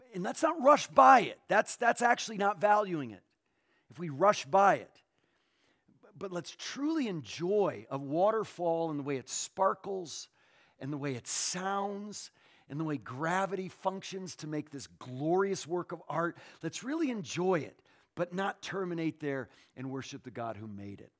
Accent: Northeast, United States; where I was born in the Northeast

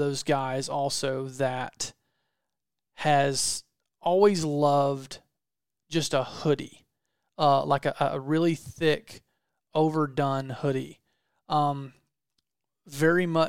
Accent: the South, United States; I'm from the South

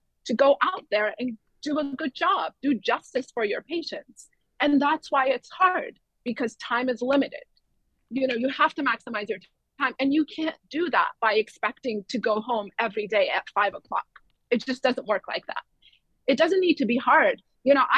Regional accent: Iran; moved away; I'm from Iran. I grew up in a very military-like medical education system.

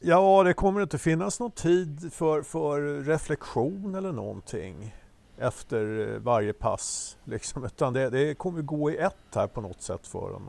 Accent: Sweden; vi, som svenskar

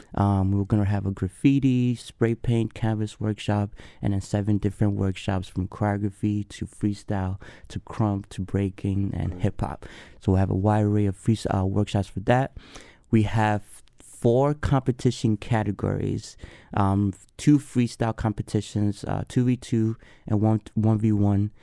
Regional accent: Accra, Greater Accra, Ghana; now in Madison, United States; I was born and raised in Accra, Ghana, uh, West Africa. Moved here cool. in 2001. Been in Madison, straight to Madison for the past 20 plus years.

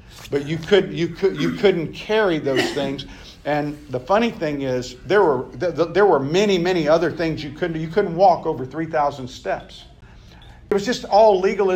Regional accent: the South, United States; I grew up in the South

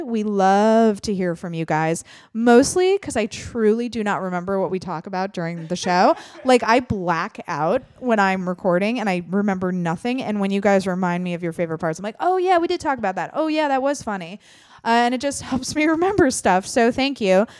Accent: Midwest, United States; I'm also from the Midwest

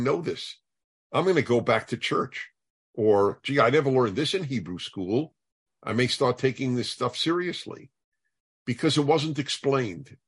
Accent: United States; as an American

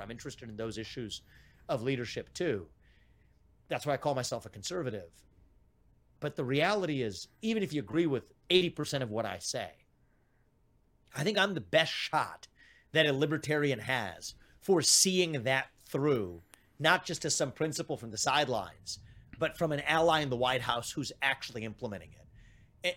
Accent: Evendale, Ohio, United States; My dad faced layoffs at G E when we were growing up in Evendale, Ohio

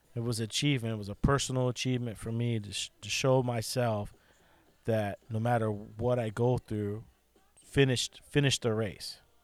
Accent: United States; I'm an American, and we live in one of the best countries still in, in, in the world

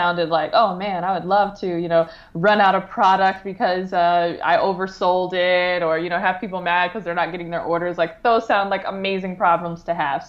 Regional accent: Detroit, Michigan, United States; moved away as an adult; I grew up in the Metro Detroit area

